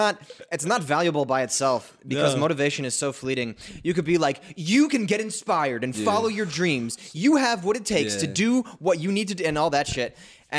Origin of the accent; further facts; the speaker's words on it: Connecticut, United States; I'll just let people know I'm from Connecticut.